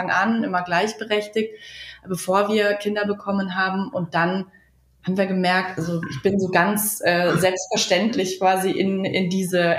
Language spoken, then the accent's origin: German; Munich, Bavaria, Germany; wir kommen ursprünglich aus München. Äh, mittlerweile sind wir hier in im tiefsten Niederbayern located quasi.